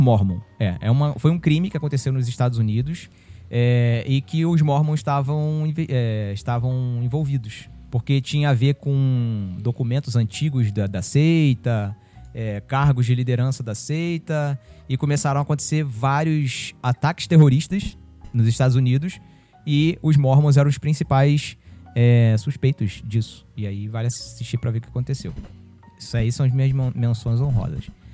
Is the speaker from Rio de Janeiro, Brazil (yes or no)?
yes; São Gonçalo, Rio de Janeiro, Brazil; ela faz parte do imaginário de São Gonçalo, né? De onde eu cresci